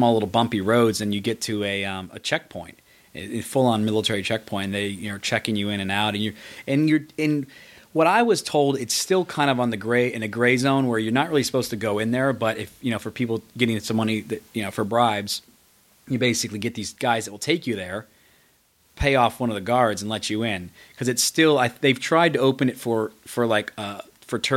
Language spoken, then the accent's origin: English; United States; I'm American